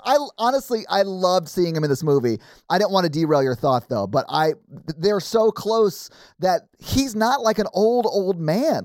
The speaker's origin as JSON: {"language": "English", "town": "Nashville", "region": "Tennessee", "country": "United States", "tie": "born or raised there", "said": "growing up in Nashville, not liking country music"}